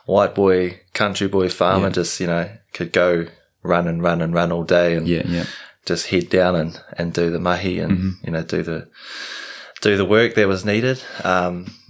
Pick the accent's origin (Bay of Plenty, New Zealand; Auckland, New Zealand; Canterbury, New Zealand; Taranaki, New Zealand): Taranaki, New Zealand; moved away as an adult; also born or lived in Lincoln, Christchurch / Rotorua / Taupo; now in Japan; I spent most of my life, growing up in a small, country town